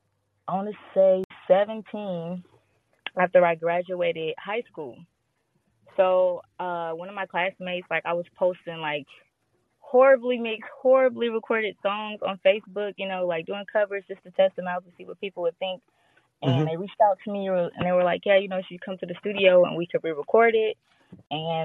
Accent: Gary, Indiana, United States; moved away as an adult; now in Phoenix, United States; I'm from Gary, Indiana, but 2 years ago I moved to Phoenix

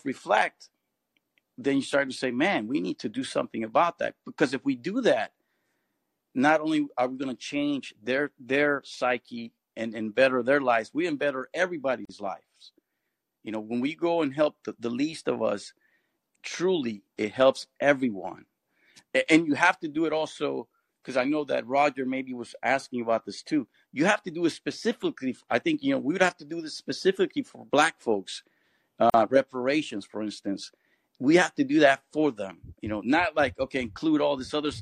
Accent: Bay Area, California, United States; I grew up in the Bay Area, and the Bay Area is pretty much a very good melting pot in some ways.

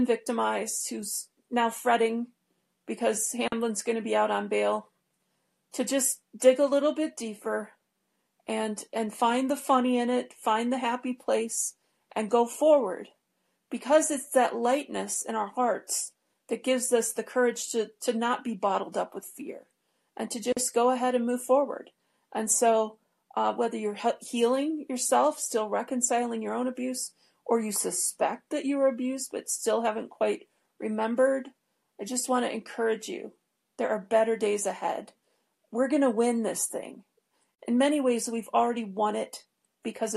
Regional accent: Detroit, Michigan, United States; the network that I grew up in Detroit

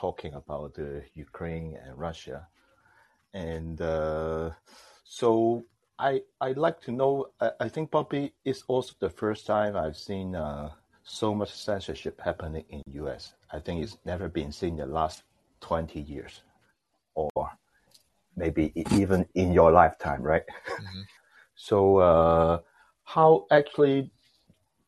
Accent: Hong Kong; I'm from Hong Kong, China, so I'm now calling you from Hong Kong.

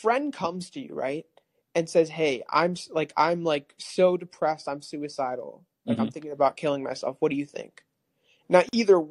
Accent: California, United States; moved away; I moved out of California, but I was born and raised in California

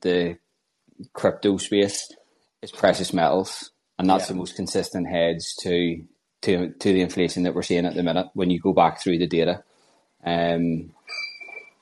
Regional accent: Northern Ireland, United Kingdom; I'm from Northern Ireland

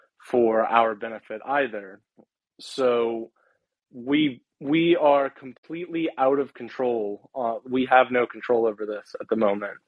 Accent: West Virginia, United States; But I'm from West Virginia. I can tell you, we still have most of the energy running on coal and oil and natural gas.

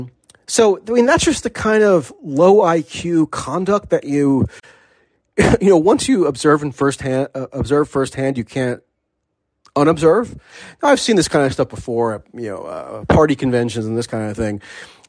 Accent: United States; as an American.

